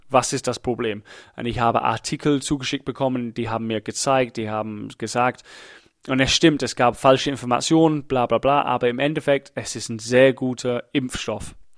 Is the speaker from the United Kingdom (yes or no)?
yes; England, United Kingdom; German is a second language; now in Germany; Ich bin Engländer